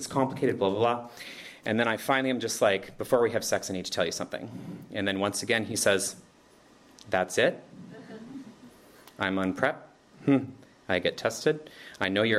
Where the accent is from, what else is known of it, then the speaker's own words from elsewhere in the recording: Canada; moved away as an adult; now in Berlin, Germany; I'm from Canada